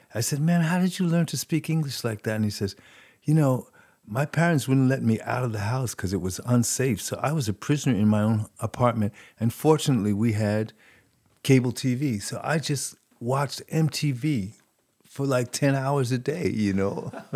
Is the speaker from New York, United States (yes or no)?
yes; New York City, New York, United States; accent: New York; moved away as an adult; also born or lived in Paris; growing up in New York City, New York City is like a separate country.